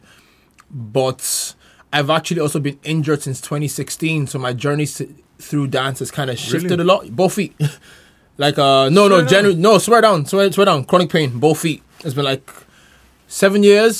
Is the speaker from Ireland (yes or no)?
yes; Carlow, Leinster, Ireland; my hometown, Carlo